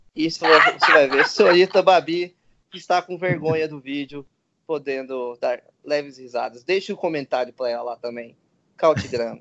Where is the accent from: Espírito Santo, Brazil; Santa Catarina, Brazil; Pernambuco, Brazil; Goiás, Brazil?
Goiás, Brazil; Goiânia; Eu que sou de Goiânia